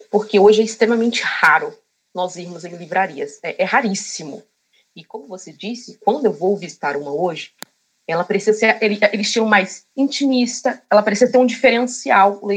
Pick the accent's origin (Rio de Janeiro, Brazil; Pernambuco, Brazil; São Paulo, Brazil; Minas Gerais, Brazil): São Paulo, Brazil; Cotia; Sim, sou de Cotia.